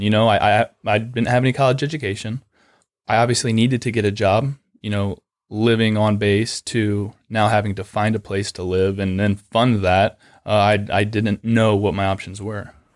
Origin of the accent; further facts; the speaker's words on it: Lucas, Ohio, United States; originally I'm from a really small town of Lucas, which is just outside of Mansfield